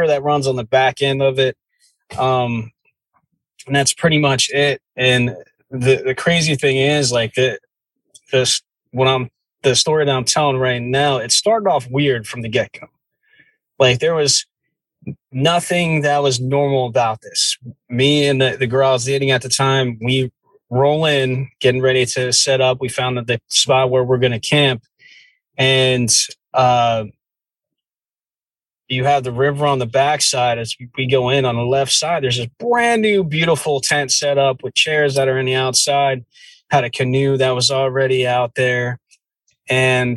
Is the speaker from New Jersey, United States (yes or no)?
yes; New Jersey, United States; I grew up in the Jersey woods